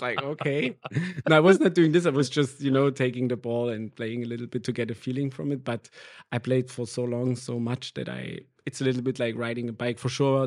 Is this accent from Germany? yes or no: yes; near Erfurt, Thuringia, Germany; English is a second language; moved away as an adult; now in Berlin, Germany; I grew up in a really small village in the middle east of Germany